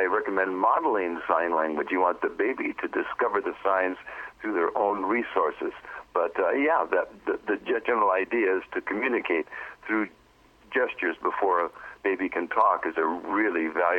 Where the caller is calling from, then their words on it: Pacific Northwest, United States; I'm here in the Pacific Northwest, about 15 miles south of Canada and 6 miles in from the water.